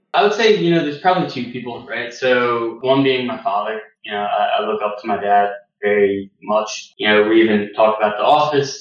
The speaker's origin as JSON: {"language": "English", "country": "United States", "said": "I'm American"}